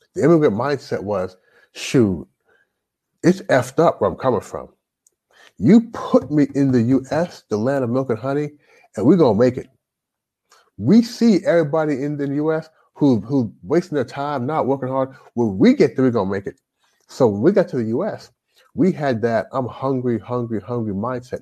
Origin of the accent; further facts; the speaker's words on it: Louisville, Kentucky, United States; moved away as an adult; also born or lived in Toronto, Canada; now in China; I grew up in Louisville, Louisville Kentucky